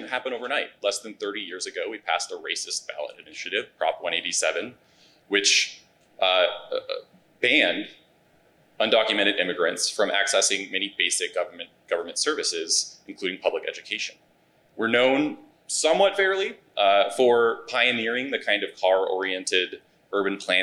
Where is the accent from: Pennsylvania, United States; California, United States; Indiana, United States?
California, United States; I'm from California